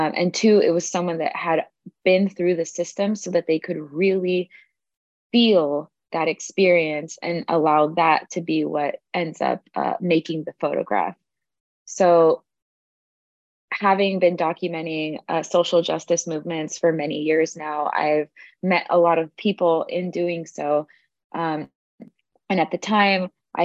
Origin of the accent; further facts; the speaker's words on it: Los Angeles, California, United States; I am from Los Angeles, California